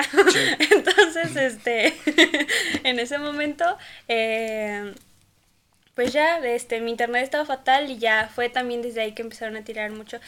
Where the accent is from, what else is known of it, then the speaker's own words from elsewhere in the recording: Tlaxcala, Mexico; yo sí soy de Tlaxcala